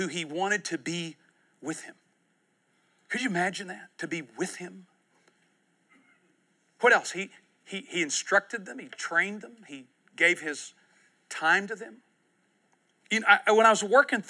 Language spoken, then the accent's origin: English; United States; I was born in the United States of America.